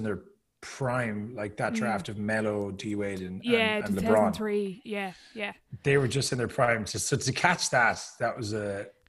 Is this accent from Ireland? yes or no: yes; Ireland; not to trash Irish people because I'm Irish, obviously